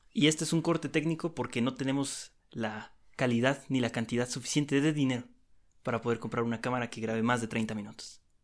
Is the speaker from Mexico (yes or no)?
yes; Mexico; como mexicanos